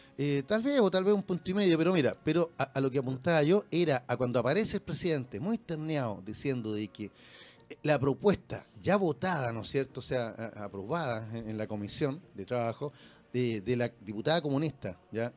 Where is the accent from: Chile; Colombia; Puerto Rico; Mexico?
Chile; como chilenos